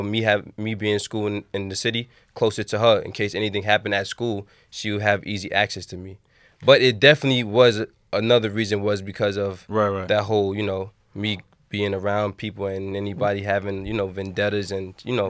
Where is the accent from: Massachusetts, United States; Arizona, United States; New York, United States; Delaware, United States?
New York, United States; Queens; I grew up in Southside, Jamaica, Queens.